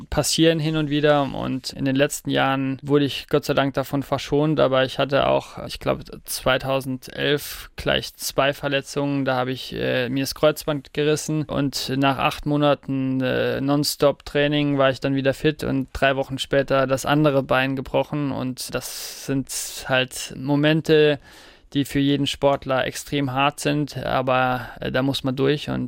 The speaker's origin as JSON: {"language": "German", "region": "Saarland", "country": "Germany", "said": "Ja, das Saarland ist und bleibt meine Heimat"}